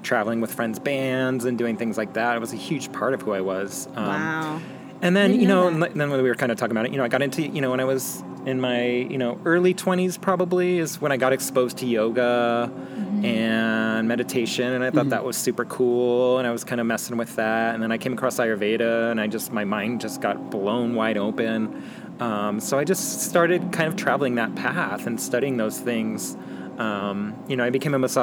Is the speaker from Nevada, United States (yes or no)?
yes; Las Vegas, Nevada, United States; moved away as an adult; also born or lived in Portland / Boulder; now in Tucson, United States; I grew up in Vegas